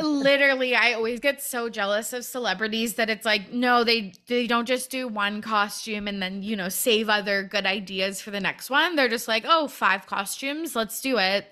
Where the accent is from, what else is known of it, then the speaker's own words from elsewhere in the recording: Canada; I'm from Canada